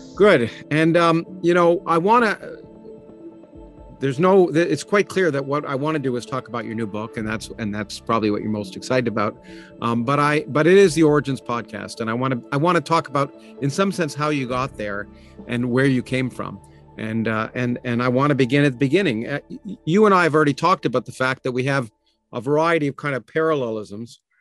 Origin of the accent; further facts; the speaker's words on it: Toronto, Ontario, Canada; moved away as an adult; also born or lived in Boston; I grew up in Toronto.